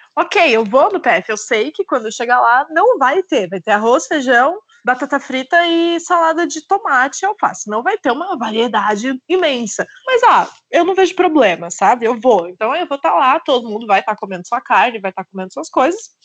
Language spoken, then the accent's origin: Portuguese; Querência do Norte, Paraná, Brazil; moved away; Querência, que é uma cidadezinha super pequena, acho que tem 10 mil habitantes, que foi a cidade onde eu nasci